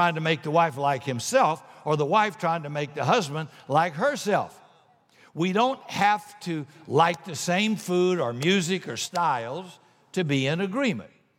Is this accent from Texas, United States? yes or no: no; South Carolina, United States; I'm from South Carolina